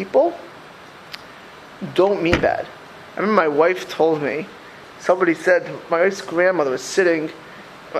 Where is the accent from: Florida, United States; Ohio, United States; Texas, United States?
Florida, United States; South; moved away; also born or lived in Lakewood, New Jersey / Philadelphia; I grew up in South Florida